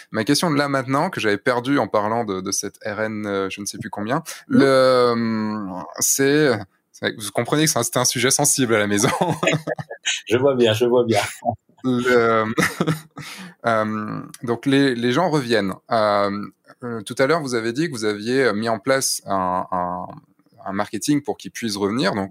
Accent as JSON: {"language": "French", "town": "Rostrenen", "region": "Brittany", "country": "France", "tie": "born or raised there", "lives_now": "Lyon, France", "said": "je suis à Lyon, mais je suis originaire de Rostronin, du centre"}